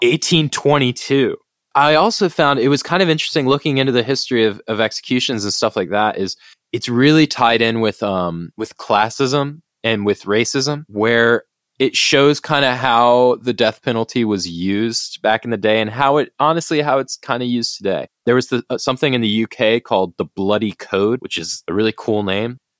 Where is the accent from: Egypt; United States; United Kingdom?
United States; as an American